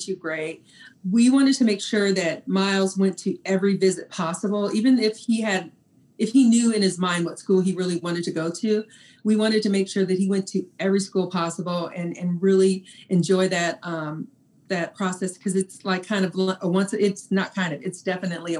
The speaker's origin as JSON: {"language": "English", "region": "Texas", "country": "United States", "tie": "born or raised there", "said": "I'm from Texas"}